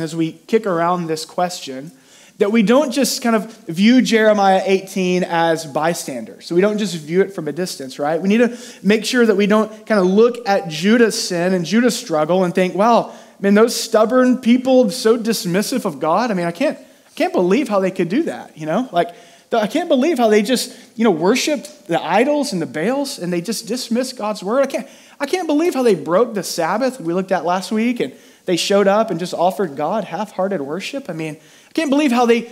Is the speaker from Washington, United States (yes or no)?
no; near Houston, Texas, United States; I grew up near Houston, and so we did a lot of field trips to NASA